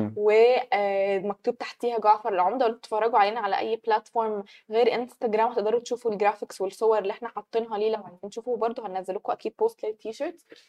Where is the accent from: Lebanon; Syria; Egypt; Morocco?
Egypt; عندنا في مصر